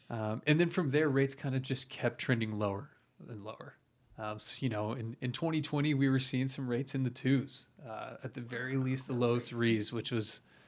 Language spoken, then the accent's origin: English; Edmond, Oklahoma, United States; also born or lived in Stillwater, Oklahoma; I grew up in Edmond, Oklahoma, born and raised.